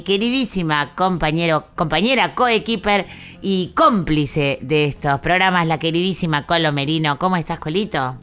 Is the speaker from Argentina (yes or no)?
yes; Argentina; como argentinas y como latinoamericanas